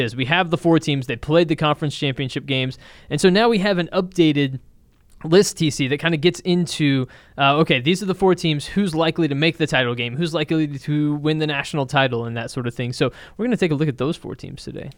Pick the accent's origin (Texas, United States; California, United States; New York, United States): Texas, United States; Dallas; I was born and raised here, so I'm a Cowboys fan